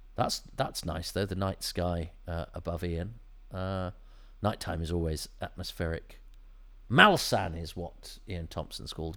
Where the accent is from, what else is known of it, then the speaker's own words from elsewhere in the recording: United Kingdom; being British